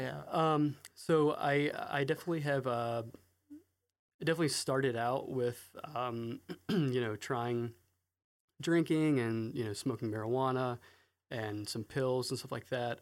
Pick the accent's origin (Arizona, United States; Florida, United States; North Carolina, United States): North Carolina, United States; Raleigh; I grew up in Raleigh, North Carolina, in the northern suburbs of Raleigh